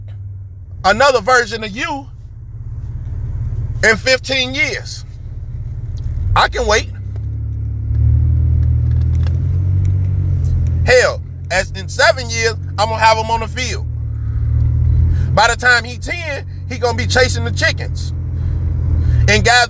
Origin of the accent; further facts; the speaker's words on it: Chicago, Illinois, United States; I'm a Chicago person. So, you know, I grew up in Humboldt Park. I grew up in K-Town